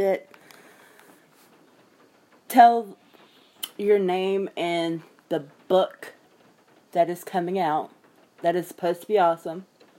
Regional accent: Memphis, Tennessee, United States; I'm from Memphis

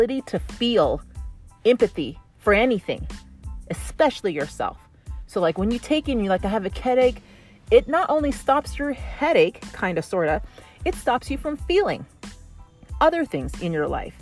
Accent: Canada; I have like the English French because I'm from Canada

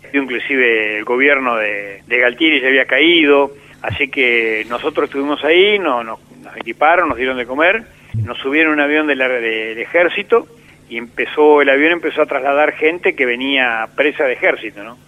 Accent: Argentina; estuve un año viviendo acá en mi pueblo, en Obre

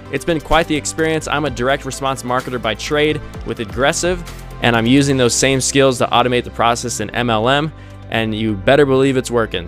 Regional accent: Stockton, California, United States; I grew up in California

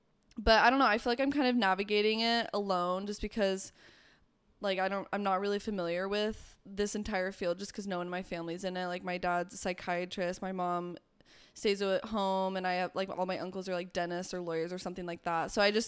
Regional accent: Arizona, United States; moved away; I'm originally kind of from Arizona

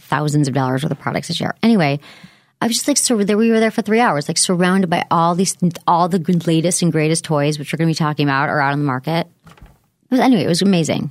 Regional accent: Michigan, United States; moved away as an adult; also born or lived in San Francisco; where I grew up in Michigan

